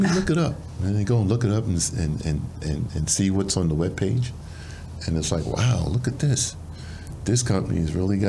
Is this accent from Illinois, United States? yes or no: no; New York, United States; moved away; I'm from New York originally